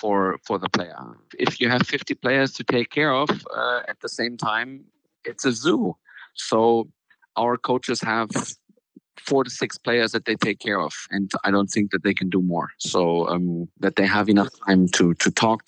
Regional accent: Frankfurt, Hesse, Germany; Frankfurt's been my hometown. So I grew up here

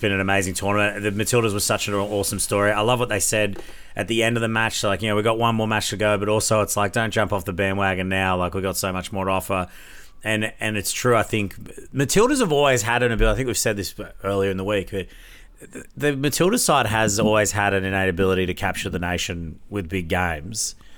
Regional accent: Brisbane, Queensland, Australia; We still get to come back to Brisbane, uh, my hometown

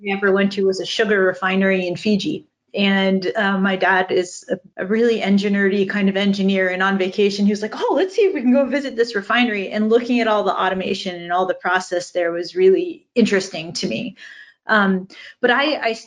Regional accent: United States; I grew up outside of Washington, D.C., back when everyone wanted to go work at AOL.

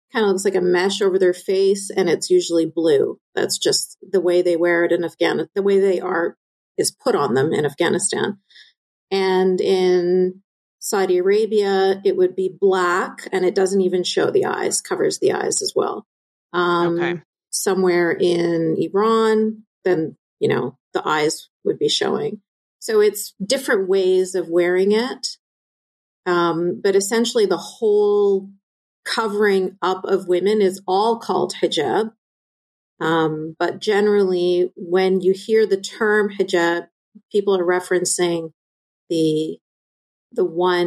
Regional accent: Canada; I was born and raised in Canada, I lived in a bubble separate from everybody else

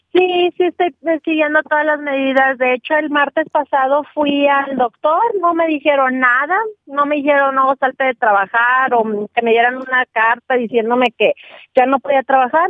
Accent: Monterrey, Nuevo León, Mexico; moved away; yo soy de Monterrey

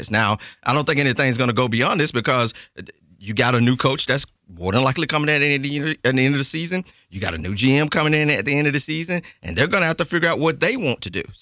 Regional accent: Georgia, United States; I'm from Georgia.

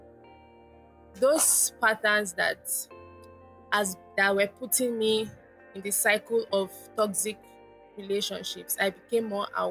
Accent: Lagos, Nigeria; I was born in Lagos, Nigeria, and I live with my parents, still live with my parents in Lagos, Nigeria

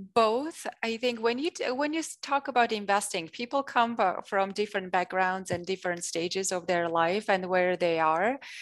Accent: Armenia; first language Russian and Armenian; English is a second language; moved away as an adult; I grew up in Armenia

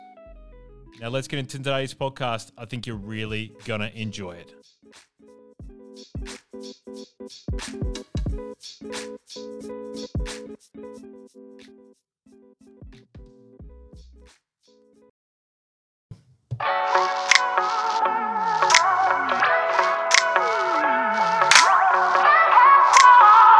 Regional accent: South Australia, Australia; my hometown of South Australia

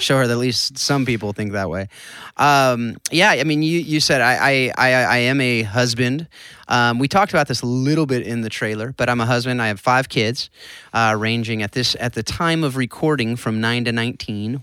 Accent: Southern California, United States; I grew up in Southern California

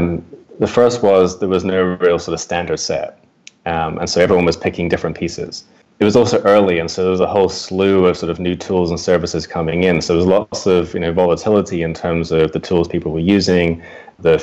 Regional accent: United Kingdom; moved away as an adult; now in United States; I also moved from the UK to the US. Maybe from my accent, you can tell I'm from the UK.

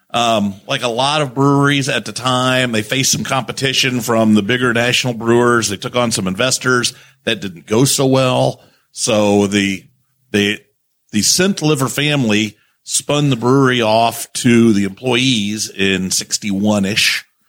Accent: Indiana, United States; born and bred in Indiana. I found out my mom has told me in the last couple years I'm a seventh generation Hoosier

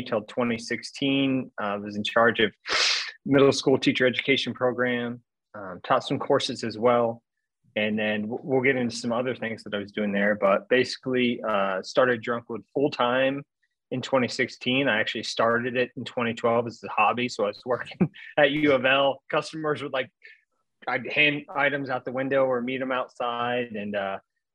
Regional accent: Central Illinois, United States; moved away as an adult; now in Louisville, United States; I grew up in Central Illinois, small farming community, small town

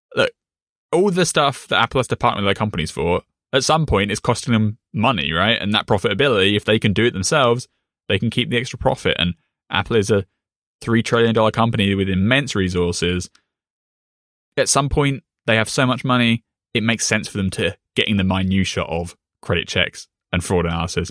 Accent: United Kingdom; me as a British person

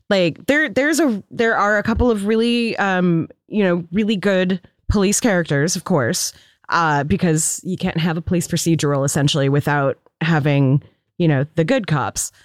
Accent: Seattle, Washington, United States; growing up in Seattle

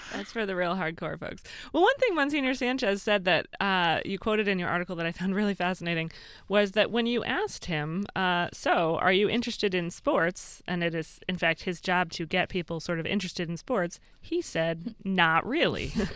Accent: Massachusetts, United States; now in New Jersey, United States; I grew up in Massachusetts

